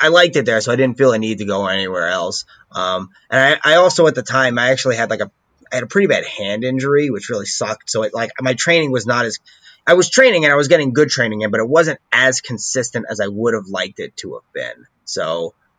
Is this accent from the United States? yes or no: yes; New York, United States; moved away; also born or lived in Orlando; I grew up in New York